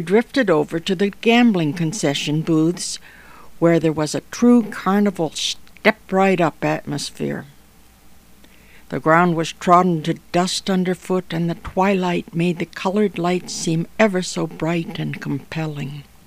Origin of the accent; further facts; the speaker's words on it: near Chatham, Ontario, Canada; born or raised there; now in Toronto, Canada